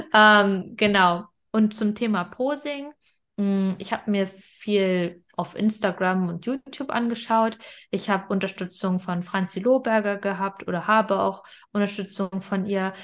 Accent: Germany; wir sind in Deutschland geboren

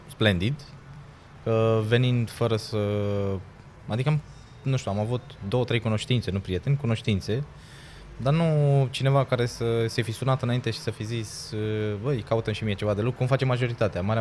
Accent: Timișoara, Timiș County, Romania

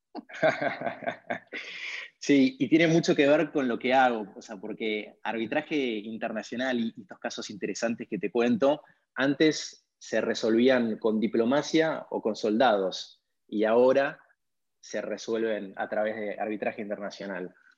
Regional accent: Argentina; moved away as an adult; now in Washington, D.C., United States; como eh, argentino

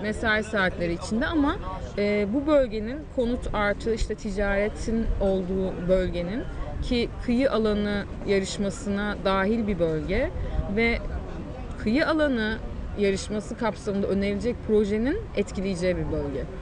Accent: Mersin, Turkey; born or raised there

